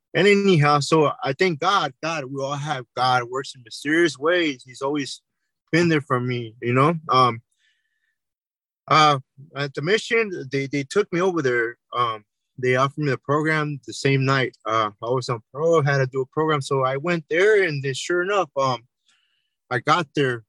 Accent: Santa Ana, California, United States; I grew up in Orange County, California, city of Santa Ana.

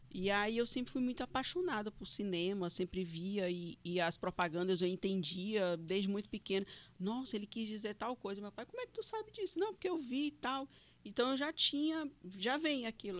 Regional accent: Fortaleza, Ceará, Brazil; also born or lived in Paracuru, Ceará; now in Porto Velho, Brazil; nasci no hospital de guarnição ali, na beira do rio mesmo, no barranco, e fui criada no Nordeste, né? Fui criada em Fortaleza, uhum. no Ceará

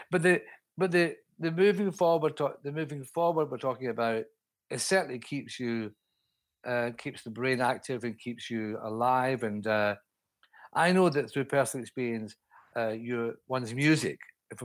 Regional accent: Scotland, United Kingdom; now in London, United Kingdom; up in Scotland, in my home country

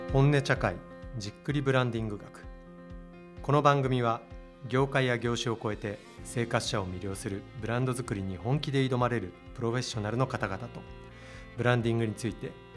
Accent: Oita, Japan; 僕大分出身で

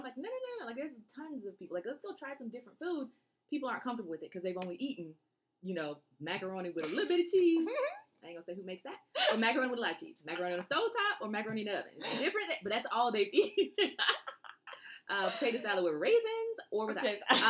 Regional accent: Germany; born there; for me, I grew up, I was born in Germany, army brat.

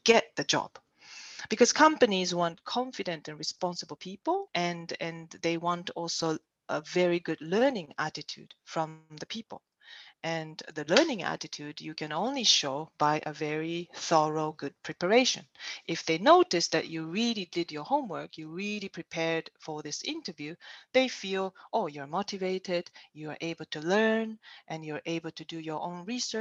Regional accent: Japan; also born or lived in Germany; now in China; I'm Japanese

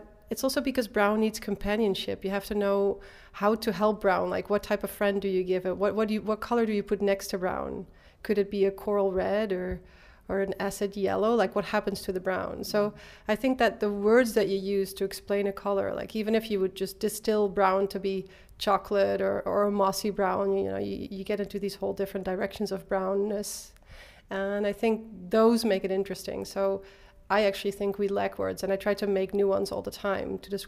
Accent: Eindhoven, North Brabant, Netherlands; I was born and raised in Eindhoven.

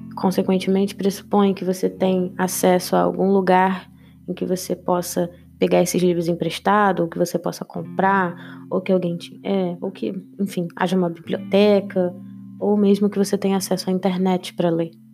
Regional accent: Rio de Janeiro, Brazil; eu sou do Rio de Janeiro

